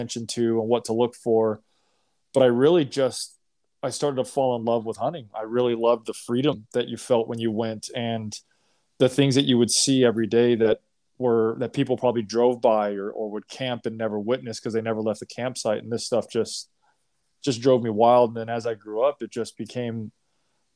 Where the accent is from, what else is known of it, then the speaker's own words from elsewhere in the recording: Long Beach, California, United States; I grew up in Long Beach, California, so Southern California